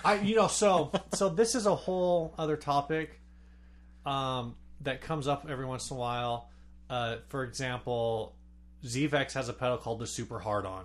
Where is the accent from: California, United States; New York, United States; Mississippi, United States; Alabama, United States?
California, United States; San Diego; I grew up in South County